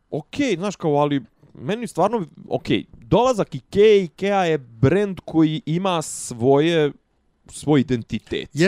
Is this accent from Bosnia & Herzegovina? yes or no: yes; Bosnia & Herzegovina; kod nas u Bosni